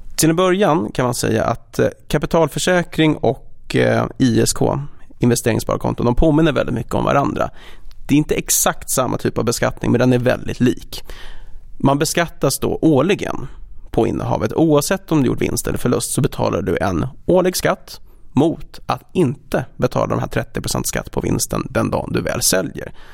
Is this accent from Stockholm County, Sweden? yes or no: yes; Stockholm, Stockholm County, Sweden; moved away as an adult; also born or lived in Copenhagen; född och uppvuxen i Stockholm